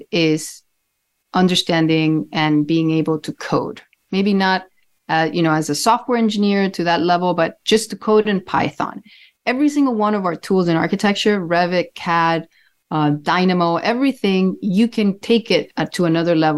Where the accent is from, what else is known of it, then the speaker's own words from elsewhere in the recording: Cuba; also born or lived in Jibacoa, Cuba; now in Miami, United States; I grew up in Cuba